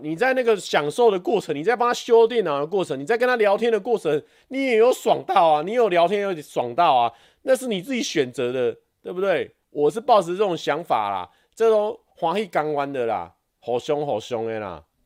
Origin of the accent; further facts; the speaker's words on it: Taiwan; 我们台湾人学日文感觉有一点点小优势